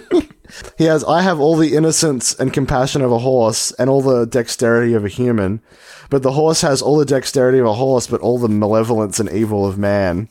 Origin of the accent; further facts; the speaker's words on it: Australia; we're Australian